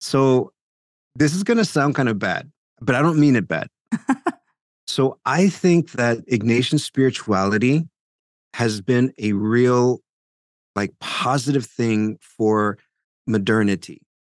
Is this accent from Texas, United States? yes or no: yes; South Texas, United States; now in Paterson, New Jersey, United States; I'm originally from South Texas